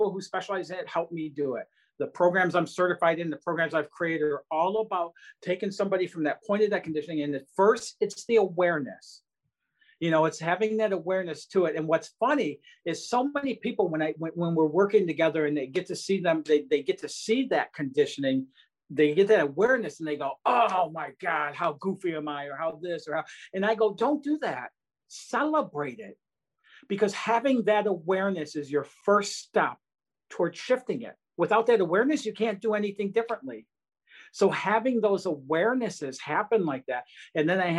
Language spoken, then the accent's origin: English; Detroit, Michigan, United States; growing up outside Detroit, Michigan